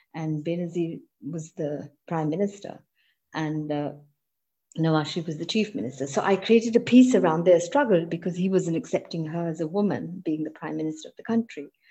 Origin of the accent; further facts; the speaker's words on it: Pakistan; also born or lived in United Kingdom; I'm a Pakistani, I'm a Muslim